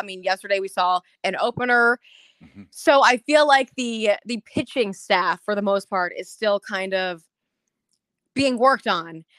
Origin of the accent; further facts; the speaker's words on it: Cincinnati, Ohio, United States; also born or lived in Tampa, Florida / Minnesota / Michigan; I grew up here in Cincinnati